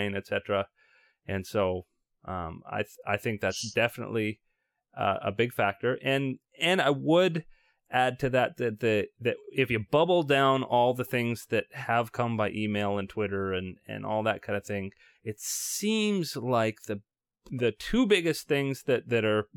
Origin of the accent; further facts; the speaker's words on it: Canada; we're Canadian